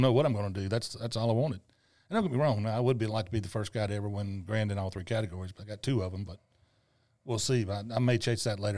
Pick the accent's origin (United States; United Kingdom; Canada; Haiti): United States; Tunica, Mississippi; tunica was a, was my hometown